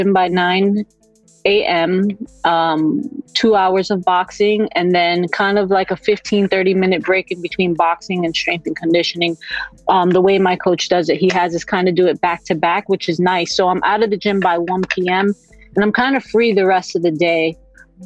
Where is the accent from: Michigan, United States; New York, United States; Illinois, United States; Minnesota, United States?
New York, United States; I'm a New Yorican